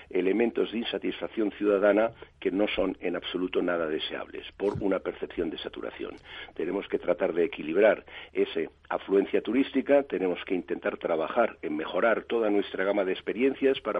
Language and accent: Spanish; Spain; somos los españoles viajando por España, que es un 40% de la actividad.